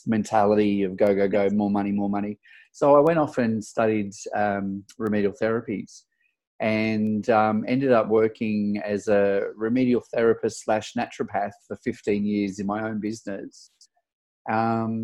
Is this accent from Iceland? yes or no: no; Sydney, New South Wales, Australia; moved away as an adult; now in Melbourne, Australia; I'm actually from Sydney originally.